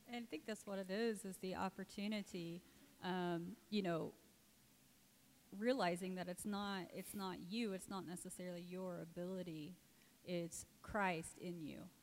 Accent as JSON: {"language": "English", "region": "Indiana", "country": "United States", "moved": "as an adult", "lives_now": "Cambodia", "said": "I'm from Indiana originally"}